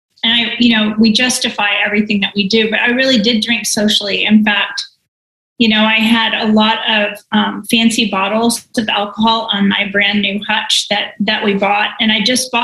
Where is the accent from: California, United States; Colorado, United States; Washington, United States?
California, United States; near San Francisco; I was born and raised near San Francisco